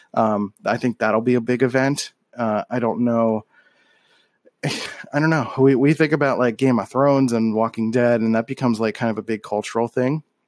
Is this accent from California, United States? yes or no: no; Philadelphia, Pennsylvania, United States; moved away as an adult; growing up in Philly, you're kind of, like, in this encapsulated echo chamber